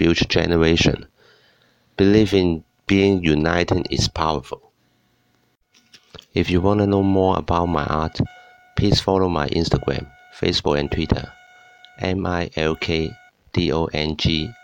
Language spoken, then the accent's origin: English; Hong Kong; I'm an illustrator from Hong Kong